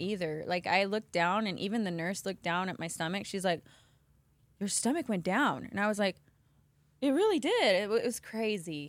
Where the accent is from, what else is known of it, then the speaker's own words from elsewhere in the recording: Las Vegas, Nevada, United States; moved away; born and raised in Vegas